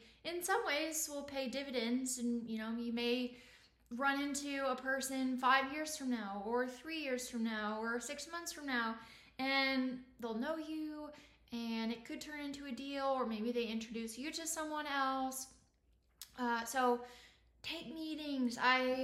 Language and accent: English; Indiana, United States; now in Austin, United States; I'm originally from Indiana in the Midwest